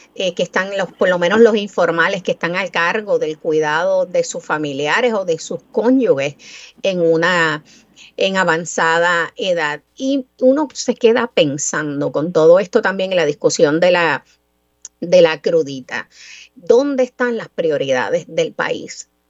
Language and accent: Spanish; Mayagüez, Puerto Rico; el orgullo mío de niña mayagüezana, 8 o 10 años, de saber y entender que una figura tan grande tenía algún vínculo con mi pueblo natal